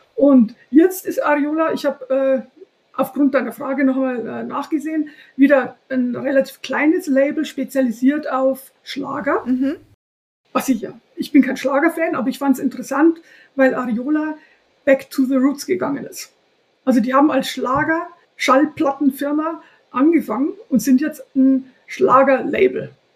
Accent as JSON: {"language": "German", "area": "home town near the Herrmannsdorf farm", "region": "Bavaria", "country": "Germany", "tie": "born or raised there", "said": "auf einem Hof in der Nähe von meinem Heimatort, drei Kilometer weiter weg"}